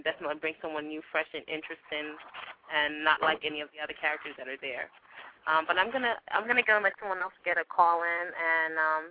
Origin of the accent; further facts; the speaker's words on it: Jamaica; accent: Caribbean, Jamaican; I am actually from Jamaica